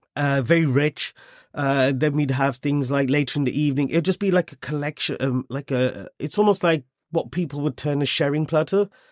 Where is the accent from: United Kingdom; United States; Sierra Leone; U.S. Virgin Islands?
United Kingdom; Wolverhampton, West Midlands; moved away as an adult; also born or lived in Germany; now in London, United Kingdom; I was born and brought up in Wolverhampton.